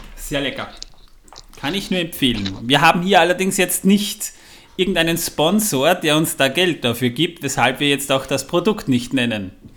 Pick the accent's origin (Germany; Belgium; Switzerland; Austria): Austria; bei uns in Österreich